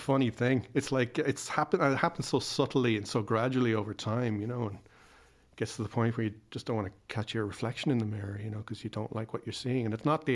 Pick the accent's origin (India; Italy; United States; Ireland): Ireland; I'm Irish